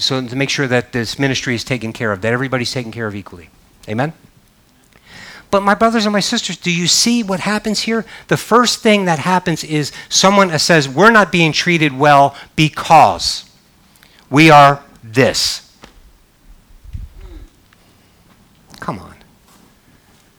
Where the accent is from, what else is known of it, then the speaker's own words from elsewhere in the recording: Northeast, United States; also born or lived in the South; now in Southern United States; I grew up in the Northeast and moved to the South.